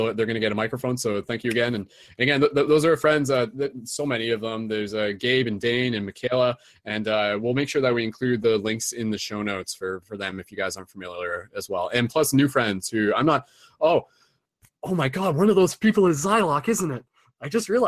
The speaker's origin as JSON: {"language": "English", "country": "Canada", "accent": "Canadian", "said": "my Canadian accent"}